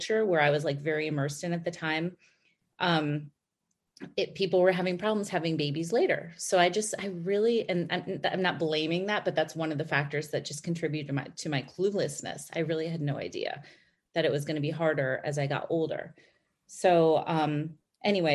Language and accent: English; Chicago, Illinois, United States; moved away as an adult; also born or lived in New York; we grew up in Chicago